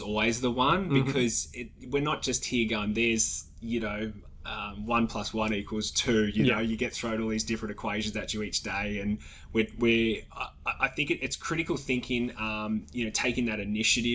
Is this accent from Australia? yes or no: yes; Australia